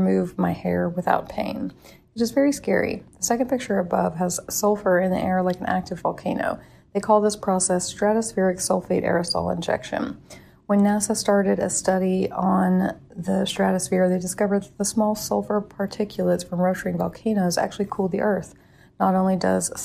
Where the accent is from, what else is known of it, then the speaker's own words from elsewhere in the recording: Dworshak Reservoir area, Idaho, United States; My hometown resides in a deep valley that is adjacent to the Dwarshak Reservoir